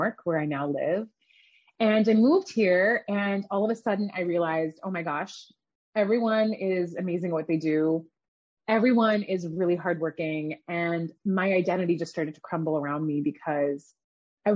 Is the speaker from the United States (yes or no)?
no; Canada; also born or lived in Iran; I grew up in Canada. My family immigrated there from Iran when I was really young.